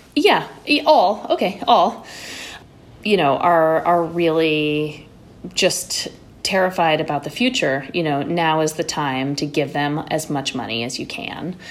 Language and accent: English; New York City, New York, United States; born or raised there; also born or lived in Connecticut